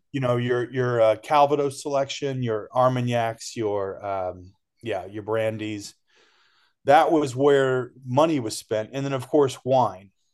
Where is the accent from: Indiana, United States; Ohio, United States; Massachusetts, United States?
Ohio, United States; moved away; I was born and raised in Ohio